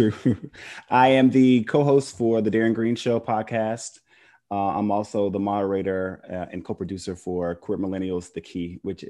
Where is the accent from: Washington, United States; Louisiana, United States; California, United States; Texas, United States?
Louisiana, United States; Shreveport; moved away as an adult; also born or lived in Los Angeles; now in Newark, United States; I'm originally from Shreveport, Louisiana. It's a little town, like 2 hours east of Dallas. And I currently live in Newark, New Jersey.